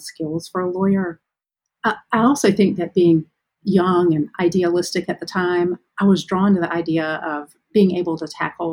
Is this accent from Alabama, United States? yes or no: yes; Ozark, Alabama, United States; also born or lived in Nashville, Tennessee; now in Birmingham, United States; So I grew up in Ozark, which is a small town in southeastern Alabama.